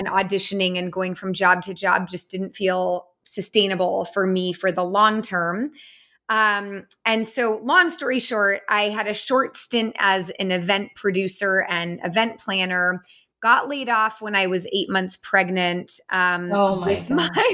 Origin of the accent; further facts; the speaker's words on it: San Francisco Bay Area, California, United States; I grew up in the San Francisco Bay Area